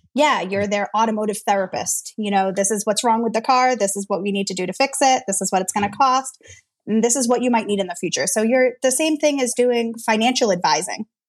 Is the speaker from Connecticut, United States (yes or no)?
no; Worcester, Massachusetts, United States; I'm from Worcester, Massachusetts.